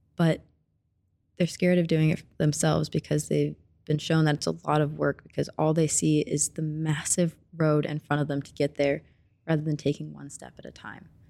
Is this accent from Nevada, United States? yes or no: no; Springfield, Missouri, United States; moved away as an adult; now in Kansas City, United States; I'm from Springfield, Missouri, of course, because my mom's from here